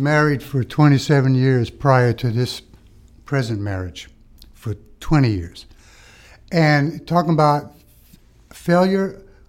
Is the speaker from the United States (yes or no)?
no; Malta; moved away; Being we're immigrants from Malta, and we wanted to do the right thing.